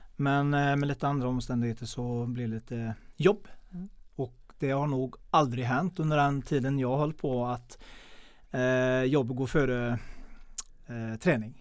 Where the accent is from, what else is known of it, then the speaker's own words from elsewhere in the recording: Mellerud, Västra Götaland, Sweden; Jag är uppväxt i Mellerud